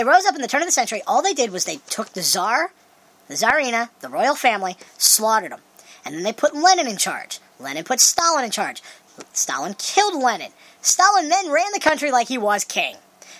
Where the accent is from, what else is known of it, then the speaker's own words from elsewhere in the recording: South Pennsylvania, United States; I'm from South Pennsylvania.